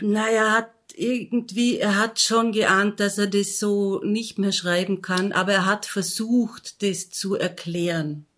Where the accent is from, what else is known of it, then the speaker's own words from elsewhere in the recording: Austria; von dem Ort, wo ich aufgewachsen bin, nämlich in Dormien